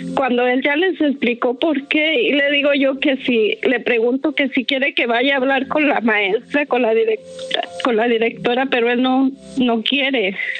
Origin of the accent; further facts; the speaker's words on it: Ciudad Juárez, Chihuahua, Mexico; moved away; yo soy de Ciudad Juárez, voy a Juárez